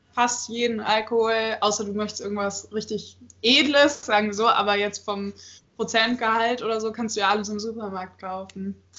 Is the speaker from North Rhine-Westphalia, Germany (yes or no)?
yes; Cologne, North Rhine-Westphalia, Germany; now in Magdeburg, Germany; ich komme eigentlich aus Köln